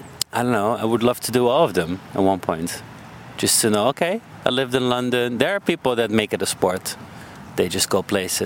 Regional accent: Munich, Bavaria, Germany; moved away as an adult; also born or lived in Amsterdam; Yeah. I grew up in Munich

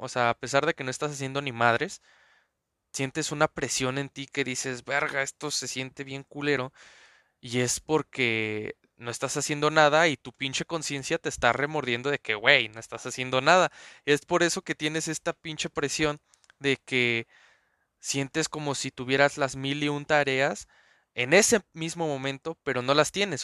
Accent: Mexico City, Mexico; nací en Azcapotzalco.

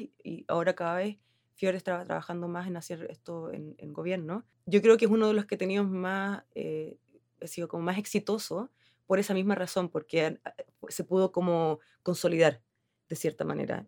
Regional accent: Chile; accent: Chilean; moved away as an adult; also born or lived in Helsinki, Finland; now in Finland; yo soy chilena, yo creo que se nota por mi acento

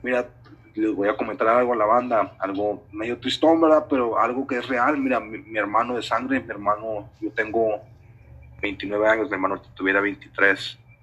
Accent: Detroit, Michigan, United States; moved away as an adult; now in Ciudad Juárez, Mexico; yo crecí en Detroit, Michigan

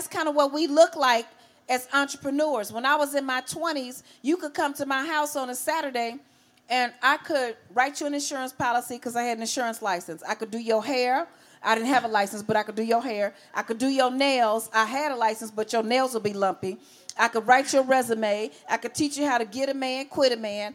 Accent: Chicago, Illinois, United States; growing up in Chicago.

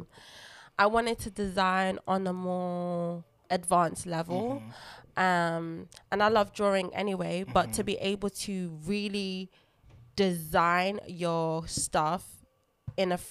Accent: London, United Kingdom; first language Lingala; English is a second language; I was born in London, but I came from a very heavy cultured Congolese family and household. My first language was Lingala

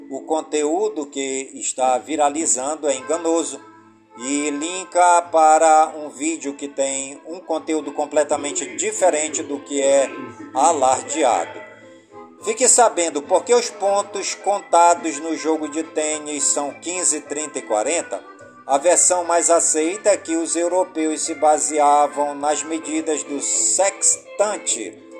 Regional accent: Careiro da Várzea, Amazonas, Brazil; do Careiro, da Várzea, minha cidade natal

